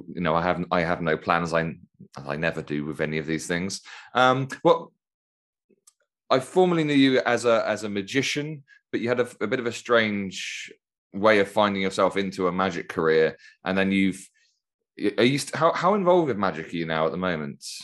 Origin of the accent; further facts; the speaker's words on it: Toulouse, Occitania, France; That's correct. I'm from Toulouse.